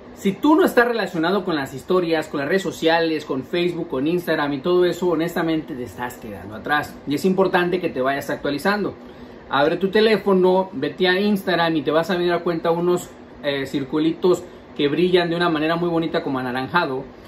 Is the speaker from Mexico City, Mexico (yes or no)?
yes; Mexico City, Mexico; yo soy chilango